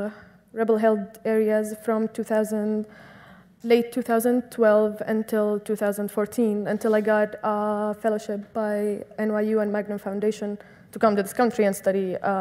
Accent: Syria; English is a second language; moved away as an adult; also born or lived in Brooklyn, New York; now in New York, United States; someone who was born and raised in Syria

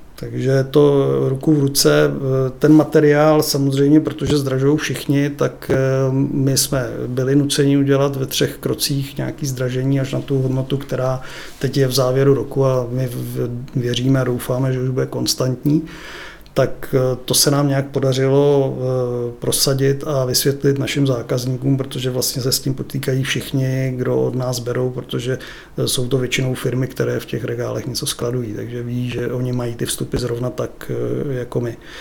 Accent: České Budějovice, South Bohemian Region, Czechia; also born or lived in Brno; já jsem se narodil v Brně, pak mě sem zavlekli rodiče

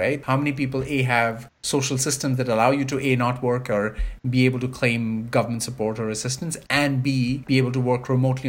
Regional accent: India; now in Canada; having grown up in privilege in a country where medical services are differently offered. So I grew up

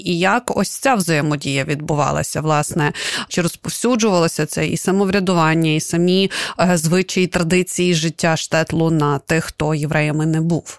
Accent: Kyiv, Ukraine; я, наприклад, киянка

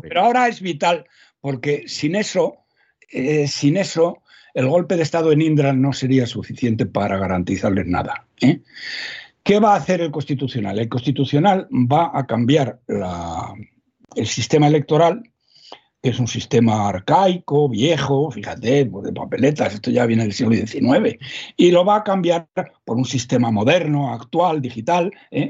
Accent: Salamanca, Castile and León, Spain; en mi pueblo, don César, que somos gente muy leída, ¿eh? los ah. de Salamanca, somos gente muy leída

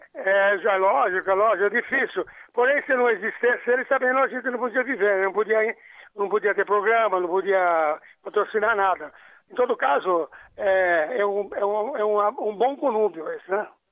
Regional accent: Piracicaba, São Paulo, Brazil; moved away as an adult; also born or lived in Italy; eu e o Coutinho nascemos em Piracicaba

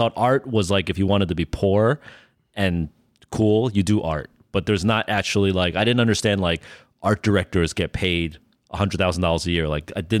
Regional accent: Freehold Township, New Jersey, United States; born there; You know, I was born in New Jersey, the middle of nowhere in Jersey, sort of like Freehold Township, New Jersey, which is about 45 minutes outside of New York.

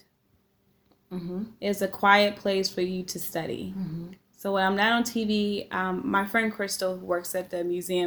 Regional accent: Maryland, United States; accent: Mid-Atlantic; moved away as an adult; now in Iowa, United States; as a child growing up in Maryland

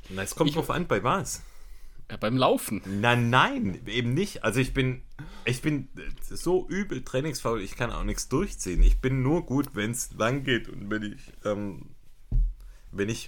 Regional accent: Ergenzingen, Baden-Württemberg, Germany; das ist eine Hommage an meine Heimat, das Ergenzinger Ochsenbräu.

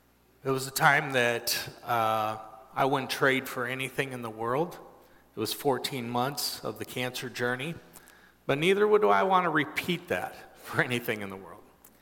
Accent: Brazil; I grew up in Brazil in the large city

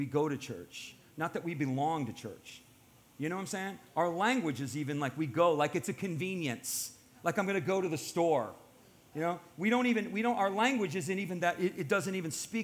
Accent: United States; I'm an American. My family's ancestry goes back to the founding of this country

